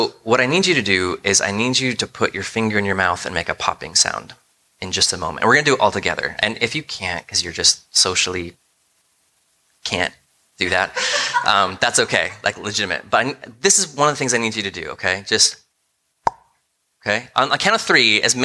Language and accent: English; United States; as American thinkers